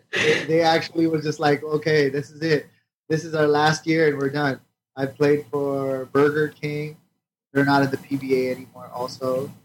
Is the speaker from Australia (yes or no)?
no; Philippines; I'm Filipino. I have a Filipino passport.